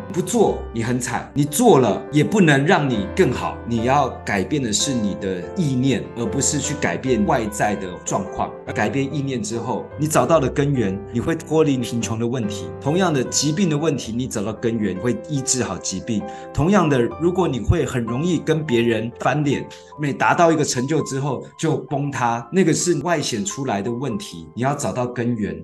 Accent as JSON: {"language": "Chinese", "country": "Taiwan", "tie": "born or raised there", "said": "我们是眷村长大的，眷村很团结，很排外"}